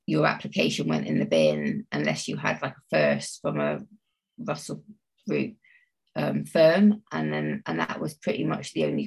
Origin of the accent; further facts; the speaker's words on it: Bristol, South West England, United Kingdom; I'm from Bristol and I grew up in sort of pretty central Bristol, not too far from St Paul's